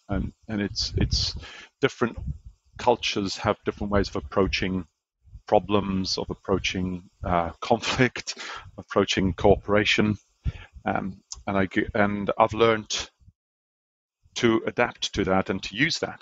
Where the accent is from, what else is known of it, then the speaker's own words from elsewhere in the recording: Malta; now in Auckland, New Zealand; I grew up in Malta, a little island in the Mediterranean